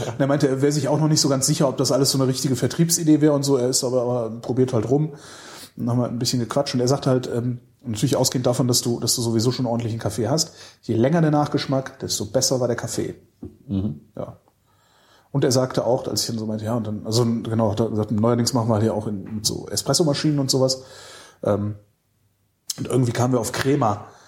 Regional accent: Weilerswist, North Rhine-Westphalia, Germany; also born or lived in Cologne; ich bin im Ort auch groß geworden als Kind, der, der hieß Weilers Wist.

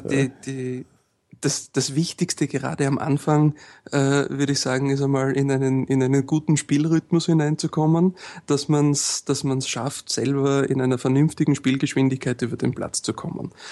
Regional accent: Austria; bei uns in Österreich

